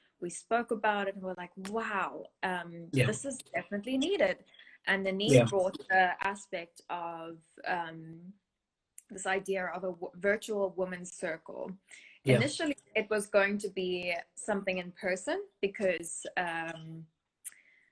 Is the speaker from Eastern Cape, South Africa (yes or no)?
no; Somerset West, Western Cape, South Africa; moved away as an adult; also born or lived in Rondebosch, Cape Town; now in Cape Town, South Africa; I come from Somerset West in Cape Town, a small town